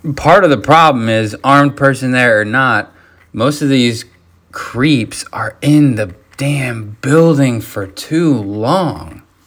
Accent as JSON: {"language": "English", "region": "Florida", "country": "United States", "tie": "born or raised there", "also_born_or_lived": "Michigan", "said": "I'm pretty much a Florida boy living here since I was 10"}